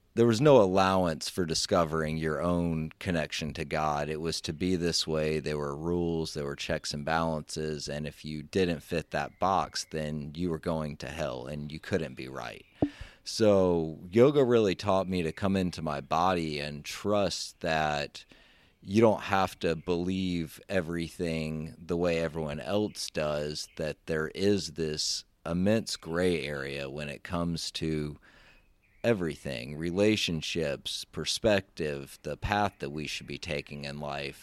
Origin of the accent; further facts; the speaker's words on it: Memphis, Tennessee, United States; I grew up in Memphis, Tennessee